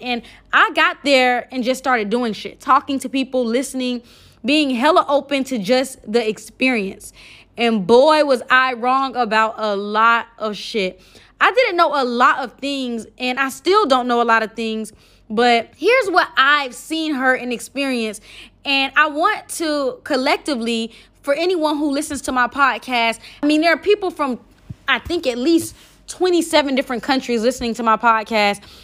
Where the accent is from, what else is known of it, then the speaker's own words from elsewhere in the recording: United States; I'm from America. I'm American.